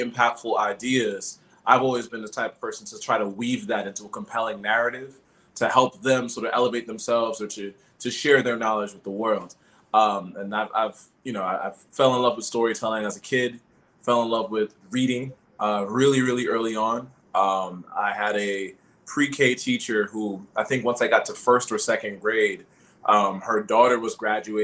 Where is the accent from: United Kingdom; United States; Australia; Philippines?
United States; New York City, New York; moved away as an adult; also born or lived in Philadelphia area; I'm originally from Brooklyn, New York. So I grew up, born and raised in East Flatbush. Lived there for like 17, 18 years